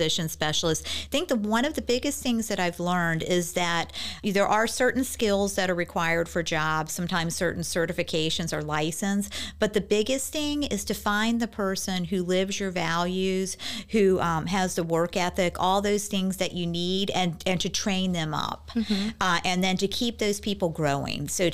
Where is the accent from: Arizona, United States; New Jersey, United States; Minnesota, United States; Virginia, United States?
Virginia, United States; Virginia Beach; I grew up here in Virginia Beach